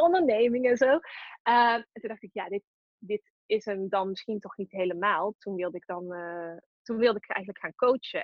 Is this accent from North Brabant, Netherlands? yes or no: yes; Tilburg, North Brabant, Netherlands; Ik kom uit Tilburg, dat hoor je misschien ook wel.